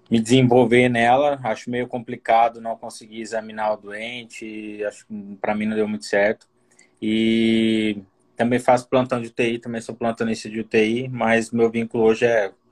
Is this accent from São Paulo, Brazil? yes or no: yes; São Paulo, Brazil; moved away as an adult; now in Brasília, Brazil; São Paulo, moro aqui em Brasília há sete anos.